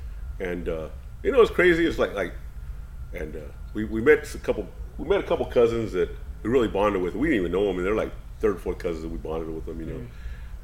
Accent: Hayward, California, United States; moved away; also born or lived in Sacramento; I was born in Sacramento. Raised in Hayward. And yeah, just right. Yeah. Bay Area boy.

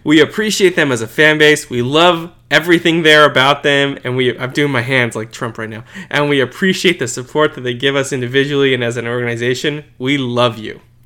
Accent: United States; as an American

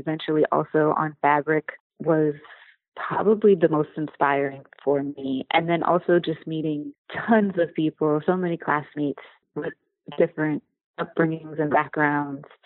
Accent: Washington, District of Columbia, United States; also born or lived in Virginia / Pittsburgh / Manhattan; I was born in Virginia. And raised between Washington, D.C. and Pittsburgh. I came back home to D.C. in 2009

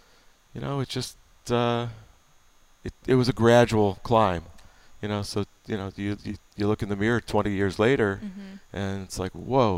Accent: Cleveland, Ohio, United States; I grew up here in Cleveland in Shaker Heights.

